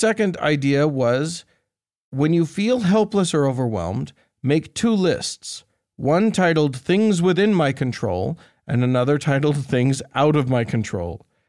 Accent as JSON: {"language": "English", "country": "Estonia", "said": "I'm from Estonia, and we are often labeled as Nazis in Russian propaganda, too."}